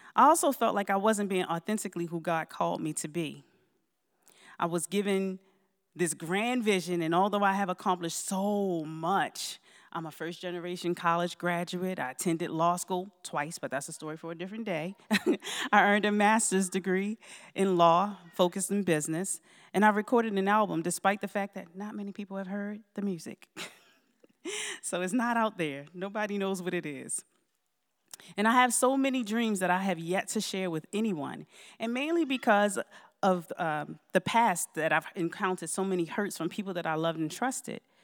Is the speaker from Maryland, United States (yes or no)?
yes; Baltimore, Maryland, United States; moved away; also born or lived in Georgia; I moved to the Valley about four years ago from Georgia. However, I'm originally from Baltimore, Maryland